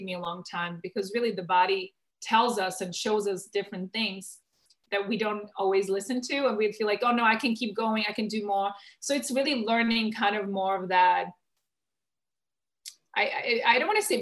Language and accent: English; Czechia; moved away; I grew up in the Czech Republic, but then very early on, I traveled the world